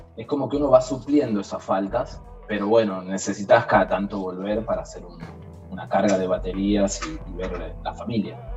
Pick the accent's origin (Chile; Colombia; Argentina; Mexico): Argentina; moved away as an adult; also born or lived in Iraq; now in Jordan; acá en Jordania somos muy pocos argentinos, muy poquitos